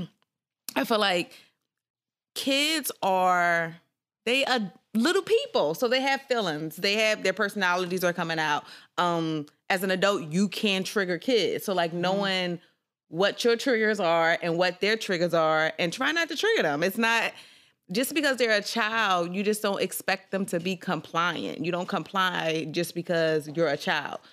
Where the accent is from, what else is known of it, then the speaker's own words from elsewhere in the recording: Philadelphia, Pennsylvania, United States; also born or lived in Tennessee / South Korea; I'm from North Philly. I went to Simon Grass